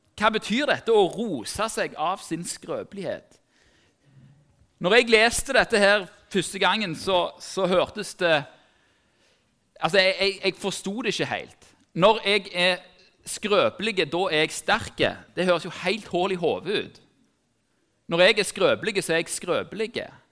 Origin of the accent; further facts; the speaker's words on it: Tau, Rogaland, Norway; Jeg er som sagt fra Tau